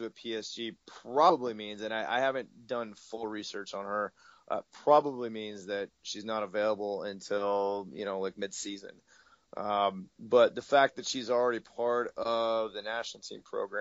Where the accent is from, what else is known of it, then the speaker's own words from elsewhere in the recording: Eugene, Oregon, United States; moved away; also born or lived in Portland, Oregon; I grew up in the Eugene Springfield area.